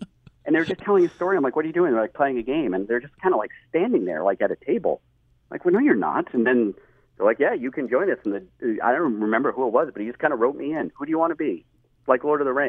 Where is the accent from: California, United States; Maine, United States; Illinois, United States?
Maine, United States; Waterville; I grew up in Waterville, Maine in the 70s and 80s, so like Stephen King country